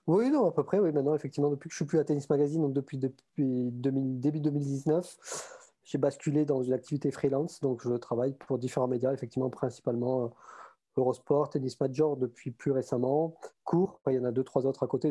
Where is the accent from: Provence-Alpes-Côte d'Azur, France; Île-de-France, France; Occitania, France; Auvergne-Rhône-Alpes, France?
Occitania, France; Montauban; accent: southern; moved away as an adult; also born or lived in Toulouse / Paris region; now in Paris, France; je suis toulousain. Enfin, je suis né à Toulouse et j'ai grandi à Montauban à côté